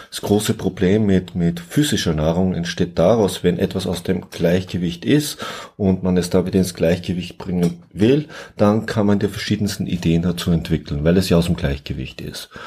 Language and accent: German; south, Austria; ich komme ja aus Österreich, ich komme aus dem Süden und früher hat es bei uns, heute nicht mehr ganz so gebräuchlich, das schöne Wort gegeben, Guster.